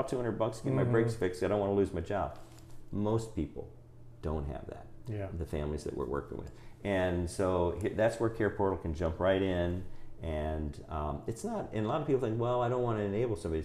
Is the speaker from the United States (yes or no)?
yes; Lynchburg, Virginia, United States; I was from Lynchburg